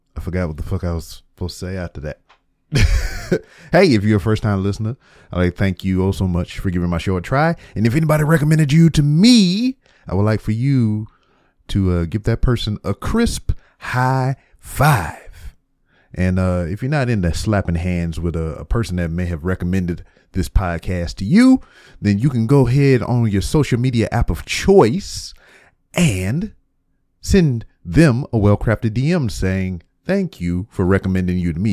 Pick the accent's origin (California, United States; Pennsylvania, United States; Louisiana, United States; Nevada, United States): Louisiana, United States; Lake Charles; moved away as an adult; now in Houston, United States; my hometown of Lake Charles, Louisiana